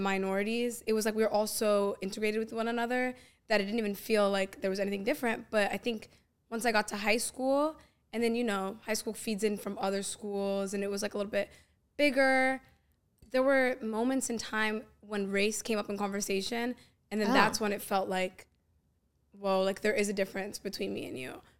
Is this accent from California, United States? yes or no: no; Northern Virginia, United States; I grew up in Northern Virginia, but like in a very suburban white